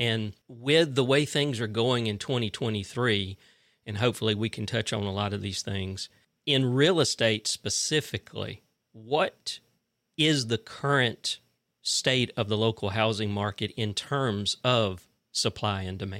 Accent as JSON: {"language": "English", "town": "Fitzgerald", "region": "Georgia", "country": "United States", "said": "I'm originally from Fitzgerald"}